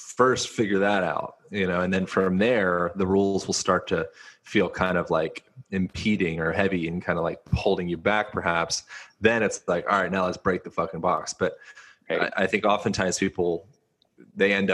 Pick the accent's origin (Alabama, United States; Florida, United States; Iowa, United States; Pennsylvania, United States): Pennsylvania, United States; Lancaster; moved away; also born or lived in Hawaii; I grew up in Lancaster, Pennsylvania